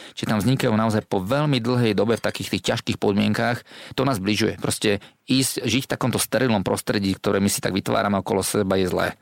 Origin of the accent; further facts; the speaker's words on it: Slovakia; sme Slováci